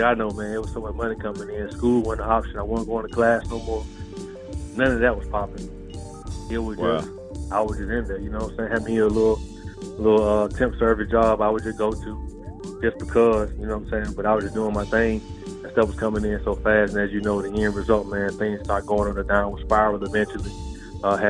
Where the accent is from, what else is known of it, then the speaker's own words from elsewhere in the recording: Decatur, Georgia, United States; I grew up in Decatur, Georgia, east side of Atlanta